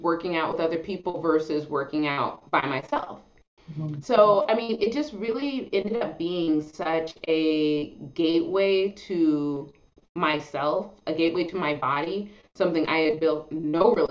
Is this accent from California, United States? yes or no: yes; Los Angeles, California, United States; We live near Venice Beach. We grew up near Venice Beach